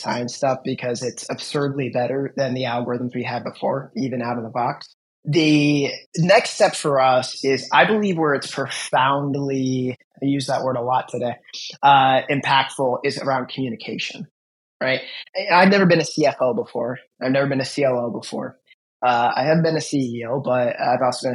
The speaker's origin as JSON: {"language": "English", "town": "Cleveland", "region": "Ohio", "country": "United States", "said": "we are from Cleveland"}